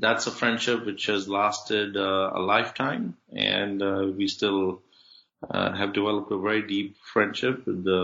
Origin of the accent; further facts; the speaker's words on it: Faridabad, Haryana, India; also born or lived in Birmingham, England; my dad set up a shop outside New Delhi in a small town called Faridabad. We grew up there in a lower middle class kind of setting